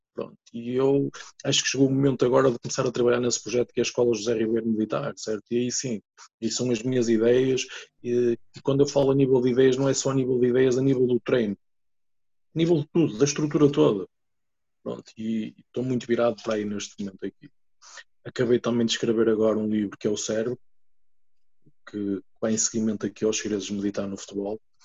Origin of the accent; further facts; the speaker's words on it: Santa Maria da Feira, Aveiro District, Portugal; eu sou de uma aldeia do, do Conselho de Santa Maria da Feira e de uma freguesia que se chama Sangueiro